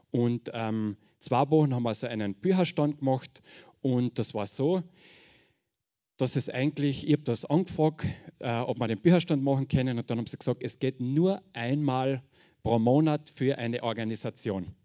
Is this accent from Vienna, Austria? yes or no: no; Carinthia, Austria; accent: Carinthian; ich sage gleich, ich rede Kärntnerisch, ich hoffe, wir brauchen keinen Dolmetscher. Hochdeutsch geht noch nicht.